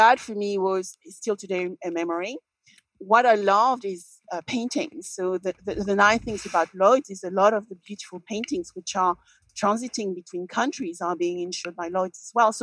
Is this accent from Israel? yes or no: no; Paris, Île-de-France, France; moved away as an adult; now in London, United Kingdom; So I am French. So I was born in Paris many years ago.